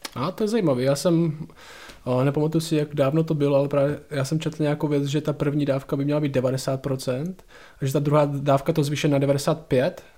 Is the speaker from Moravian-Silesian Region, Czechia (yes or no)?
no; Šumperk, Olomouc Region, Czechia; u nás v Šumperku